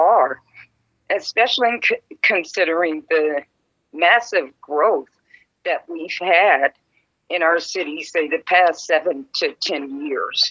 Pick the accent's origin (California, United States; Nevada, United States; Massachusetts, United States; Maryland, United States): Nevada, United States; Las Vegas; I was born and raised here in Las Vegas